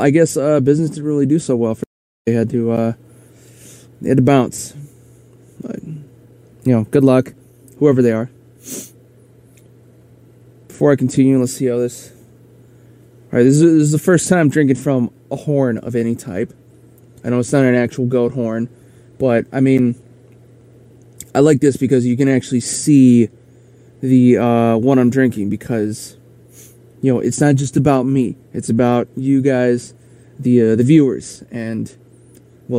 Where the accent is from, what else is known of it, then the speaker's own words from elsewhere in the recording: Aberdeen, South Dakota, United States; moved away as an adult; also born or lived in Pennsylvania / Central America; my hometown's in South Dakota. That's where I was, not born, but raised. I was actually born in a town in Pennsylvania